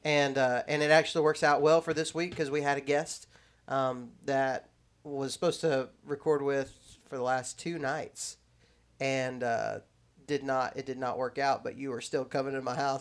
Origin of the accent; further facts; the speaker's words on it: West Texas, United States; moved away; also born or lived in Alabama; I grew up there in Texas